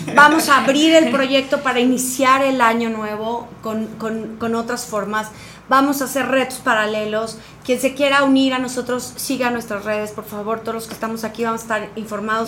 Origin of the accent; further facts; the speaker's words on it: Cuernavaca, Morelos, Mexico; moved away; also born or lived in Cancún; yo crecí en Cuernavaca, vengo de vivir 17 años en Cancún